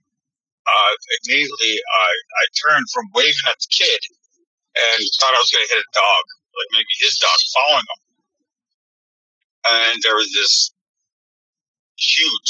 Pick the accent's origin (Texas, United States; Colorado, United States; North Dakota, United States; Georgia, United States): North Dakota, United States; Belcourt; I'm from Belcourt, North Dakota, Ojibwe, India